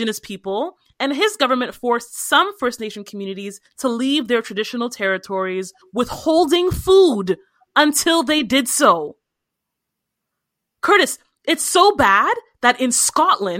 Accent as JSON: {"language": "English", "country": "Nigeria", "said": "I am Nigerian"}